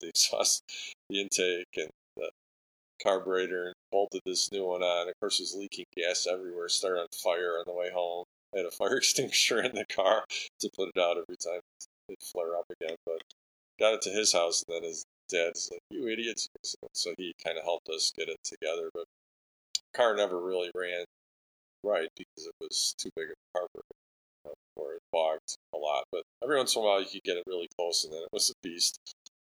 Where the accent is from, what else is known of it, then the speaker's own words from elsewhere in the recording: Lombard, Illinois, United States; I grew up in Lombard, went to Montini High School